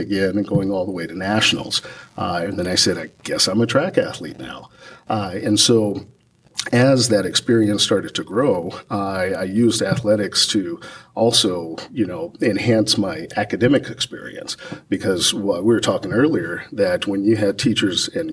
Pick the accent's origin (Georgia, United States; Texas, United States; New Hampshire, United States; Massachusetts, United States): Texas, United States; San Antonio; I come from San Antonio, Texas, Santa Rosa Hospital, at 7:47 a.m.